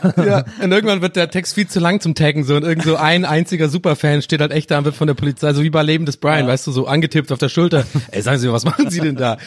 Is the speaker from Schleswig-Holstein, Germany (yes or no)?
no; Tübingen, Baden-Württemberg, Germany; bei uns in Tübinger um, äh, Umgebung